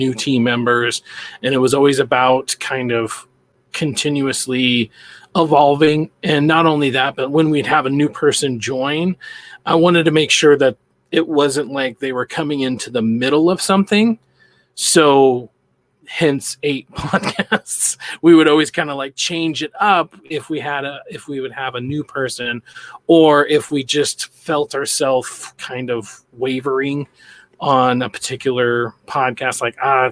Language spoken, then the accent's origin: English; Boise, Idaho, United States; I'm from Boise, Idaho.